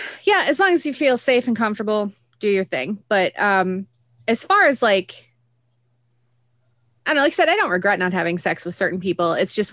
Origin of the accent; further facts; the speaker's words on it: Midwest, United States; growing up in the Midwest?